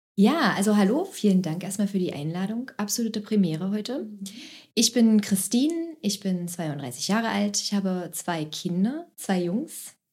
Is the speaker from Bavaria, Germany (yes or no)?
no; Magdeburg, Saxony-Anhalt, Germany; also born or lived in Berlin; Ich bin in Magdeburg geboren, ich wohne hier mittlerweile auch hier